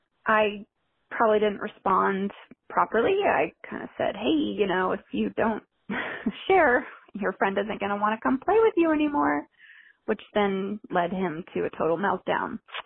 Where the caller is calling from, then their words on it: Seattle, Washington, United States; I'm calling from Seattle.